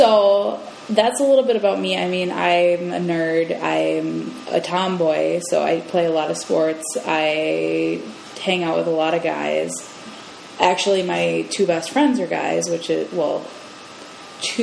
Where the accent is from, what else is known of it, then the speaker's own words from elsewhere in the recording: Roseville, Minnesota, United States; I am from Roseville, Minnesota, and I am 24 years old